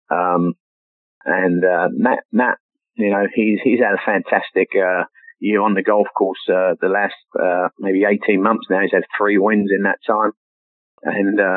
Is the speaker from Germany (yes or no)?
no; England, United Kingdom; moved away; that was one of the few pictures, golf pictures, that I brought over me when I, I came over from England